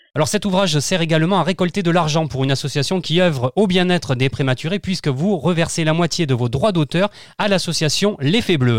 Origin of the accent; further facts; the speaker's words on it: Arles, Provence-Alpes-Côte d'Azur, France; je suis né à Arles